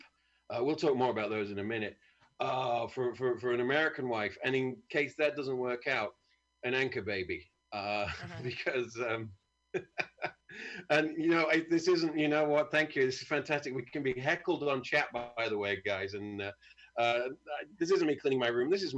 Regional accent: United Kingdom; I'm from a great country.

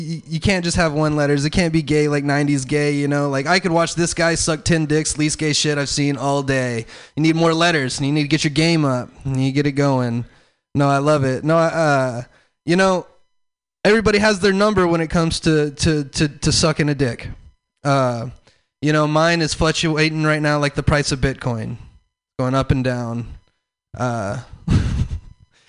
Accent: the South, United States; I'm from the South

